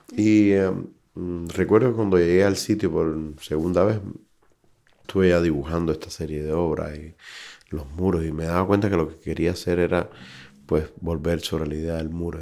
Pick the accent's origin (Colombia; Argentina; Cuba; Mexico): Cuba; moved away as an adult; also born or lived in Brazil; now in Madrid, Spain; Me fui de Cuba en el año 2006, me fui a Brasil con una residencia y luego decidimos establecernos aquí